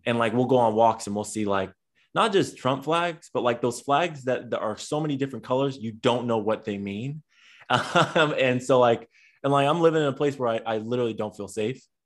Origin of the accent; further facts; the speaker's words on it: San Diego, California, United States; now in Long Beach, United States; I'm originally from San Diego, California, um, but now reside in Long Beach, uh, California